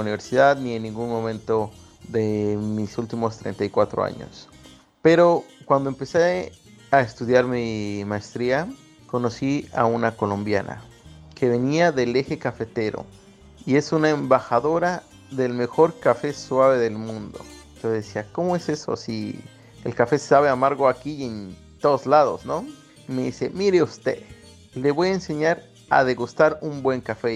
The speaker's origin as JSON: {"language": "Spanish", "country": "Mexico", "moved": "as an adult", "lives_now": "San Sebastián, Spain", "said": "soy un mexicano que está viviendo en San Sebastián"}